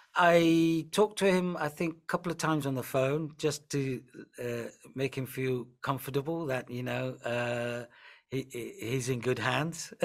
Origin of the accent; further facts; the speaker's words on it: north of England, United Kingdom; accent: northern; also born or lived in Nairobi, Kenya / Punjab, India (ancestry); I grew up in the north of England. I have quite a northern accent